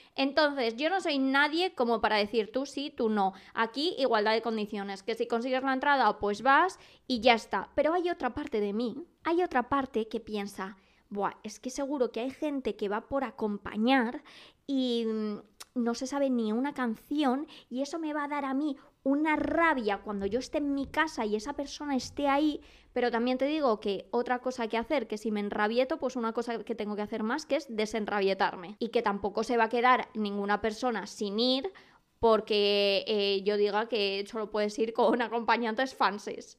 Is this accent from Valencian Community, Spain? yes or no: no; Madrid, Community of Madrid, Spain; nunca tan orgullosa de ser madrileña